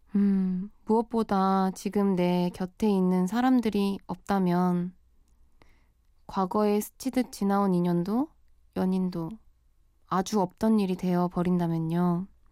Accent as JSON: {"language": "Korean", "region": "Busan", "country": "South Korea", "tie": "born or raised there", "moved": "as an adult", "lives_now": "Seoul, South Korea", "said": "저는 부산 출생이에요. 학교 때문에 스무 살부터 서울로 올라와서 자취 생활을 쭉 해오고 있답니다."}